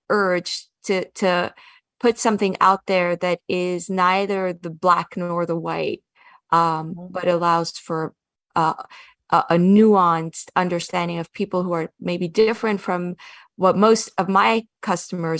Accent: Kiryas Joel, New York, United States; moved away as an adult; I grew up in Kiryas Joel.

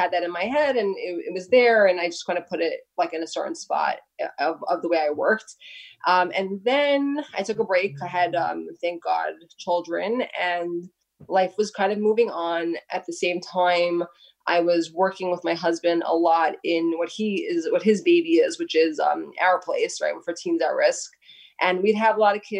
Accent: New York City, New York, United States; I grew up in Brooklyn, right here in Brooklyn.

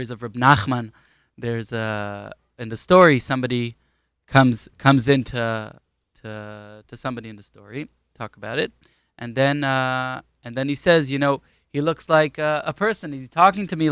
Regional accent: Ra'anana, Central District, Israel; also born or lived in Queens, New York / Hispin, Golan Heights; now in Kfar Tapuach; we lived in Ra'anana for 9 years

